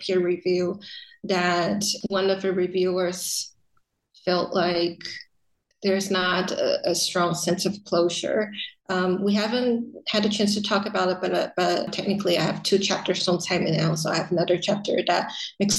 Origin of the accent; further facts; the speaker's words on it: Taiwan; also born or lived in United States; having lived in the US, but then being repatriated back into Taiwan